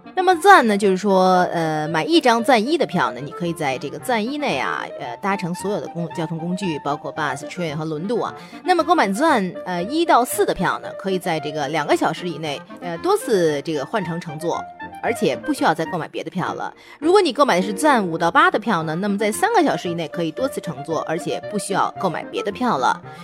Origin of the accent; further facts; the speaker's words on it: China; 我们中国人特别喜欢逗小孩儿